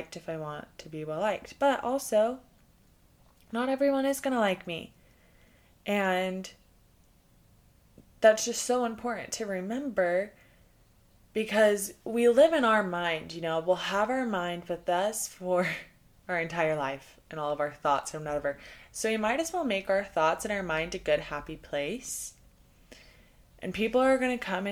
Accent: Texas, United States; moved away; I'm from Texas. I love Texas, and I have so much Texas pride

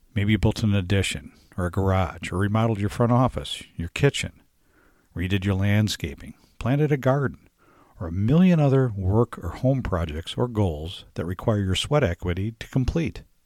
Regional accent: Michigan, United States; moved away; my home state, Michigan

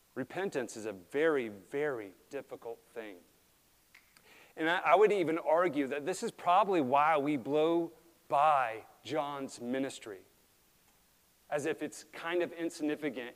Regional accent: Alaska, United States; We grew up in Alaska

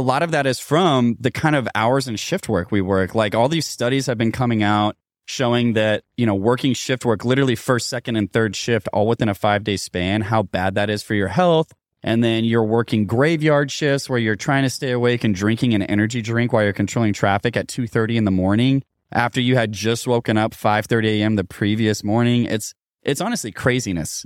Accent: Louisville, Kentucky, United States; my hometown of Louisville, Kentucky

